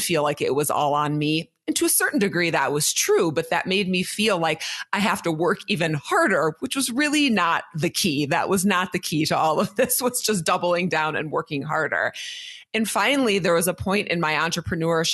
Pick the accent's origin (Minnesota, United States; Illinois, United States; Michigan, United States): Minnesota, United States; I am from Minnesota